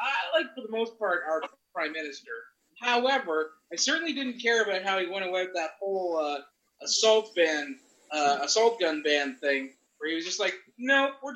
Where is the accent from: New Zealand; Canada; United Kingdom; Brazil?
Canada; We're from Canada.